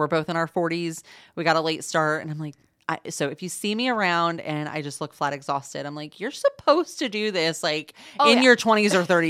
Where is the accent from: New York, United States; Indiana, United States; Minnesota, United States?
Indiana, United States; Indianapolis; also born or lived in Illinois / Atlanta / Boston; But I'm originally born and raised in Indianapolis. Went to college in Illinois, spent some time in Atlanta, Georgia, working for a think tank after college, and then spent about 10 years in Boston, Massachusetts, working there.